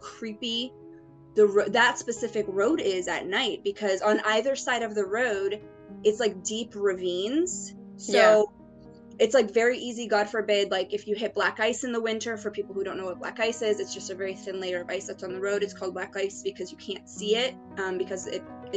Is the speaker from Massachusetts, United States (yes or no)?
yes; Cape Cod, Massachusetts, United States; I'm from Cape Cod, Massachusetts.